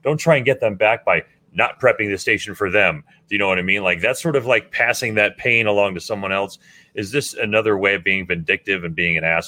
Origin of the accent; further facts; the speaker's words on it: Miami, Florida, United States; we grew up in Miami listening to a multitude of different kinds of music